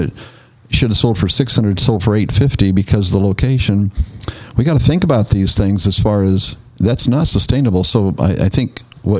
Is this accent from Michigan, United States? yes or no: no; Northern California, United States; now in Nashville, United States; I'm from Northern California. That's where I was born and raised.